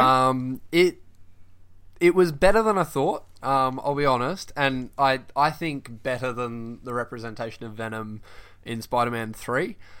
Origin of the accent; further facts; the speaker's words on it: Perth, Western Australia, Australia; moved away as an adult; now in Bristol, United Kingdom; I'm from Perth, uh, Western Australia